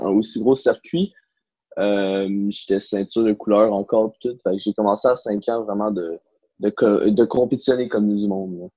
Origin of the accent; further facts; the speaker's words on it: Blainville, Quebec, Canada; Je viens de Blainville